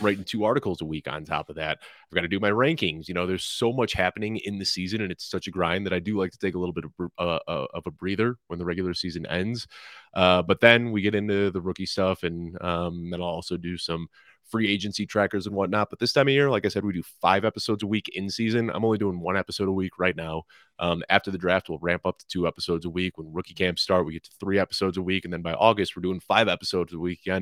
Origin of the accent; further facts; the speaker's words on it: Chicago, Illinois, United States; moved away; I'm going back to Chicago, my hometown